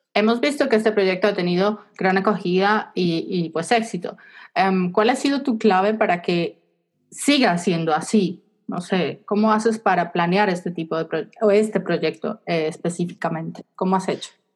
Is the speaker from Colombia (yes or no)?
yes; Colombia; Yo soy de Colombia